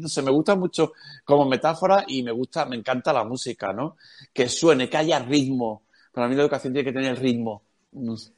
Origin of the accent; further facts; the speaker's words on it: Cádiz, Andalusia, Spain; Soy de Cádiz, decimos cojones